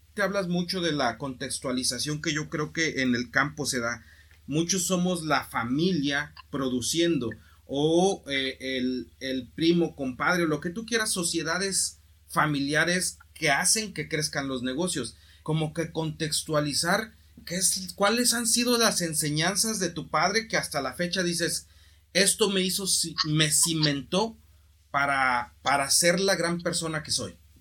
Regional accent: Mexico; como mexicano, como sociedad, como cultura

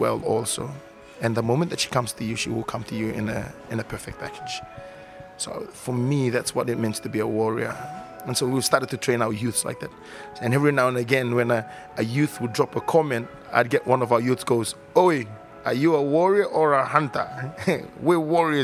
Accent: Fiji; growing up in the Fijian culture

